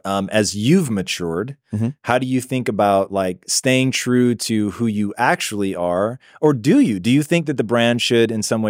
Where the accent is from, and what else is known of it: Tacoma, Washington, United States; born or raised there; moved away